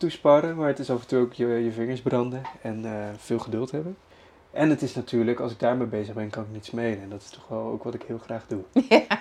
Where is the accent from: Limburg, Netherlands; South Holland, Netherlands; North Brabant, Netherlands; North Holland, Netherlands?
South Holland, Netherlands; Rotterdam; Ik kom uit Rotterdam.